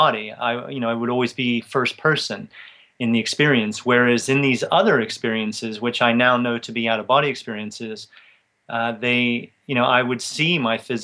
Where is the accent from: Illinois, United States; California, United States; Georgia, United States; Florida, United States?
Florida, United States; Tampa; moved away as an adult; now in England; I grew up in Tampa, Florida, and I stayed in the U.S. till I was 23 years old